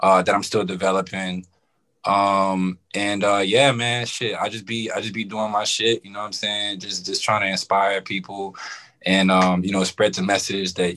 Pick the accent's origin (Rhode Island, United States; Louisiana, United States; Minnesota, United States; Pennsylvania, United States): Louisiana, United States; New Orleans; moved away as an adult; also born or lived in South Central Los Angeles; now in Rancho Cucamonga, United States; I'm from New Orleans, living in California. I've been in California about 3 years